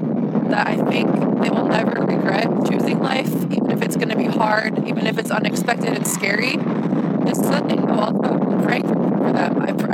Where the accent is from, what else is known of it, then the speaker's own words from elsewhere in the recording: Minnesota, United States; also born or lived in Northern Virginia; now in Virginia, United States; I am from Minnesota originally, but I live in Virginia now.